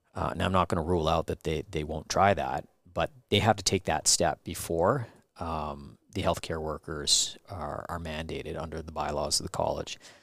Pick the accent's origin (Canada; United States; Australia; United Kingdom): Canada; White Rock, British Columbia; I was born in White Rock